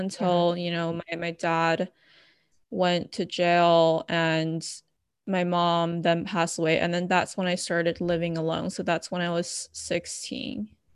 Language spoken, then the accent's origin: English; Bay Area, California, United States; moved away as an adult; also born or lived in Los Angeles, United States; now in San Diego, United States; I was originally from the Bay Area